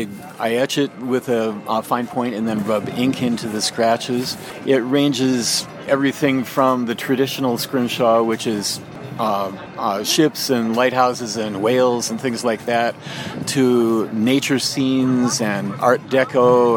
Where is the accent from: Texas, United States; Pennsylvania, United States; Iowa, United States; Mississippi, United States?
Iowa, United States; also born or lived in Maine; I grew up in Iowa. I lived for a time as a child on the coast of Maine and still have relatives there. And pretty much moved around the eastern part of the United States and ended up in Iowa where I went to high school and college.